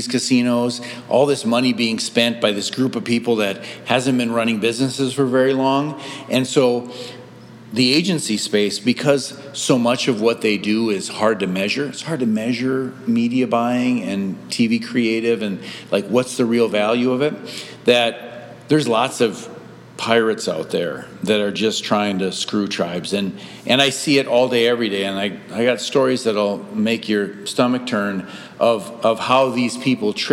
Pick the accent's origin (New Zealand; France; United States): United States; Sandstone, Minnesota; I grew up in Sandstone, Minnesota